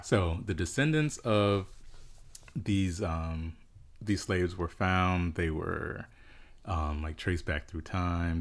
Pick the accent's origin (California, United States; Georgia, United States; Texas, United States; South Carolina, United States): South Carolina, United States; I grew up in South Carolina in a really small town.